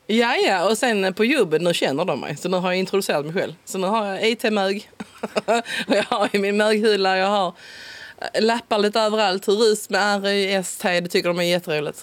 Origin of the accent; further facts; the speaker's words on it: Simrishamn, Skåne, Sweden; accent: Skånska (Simrishamn dialect); Min dialekt är en uh, red och bred simsamska. det är där jag är född och uppväxt. Simonslund. ligger precis utanför, två kilometer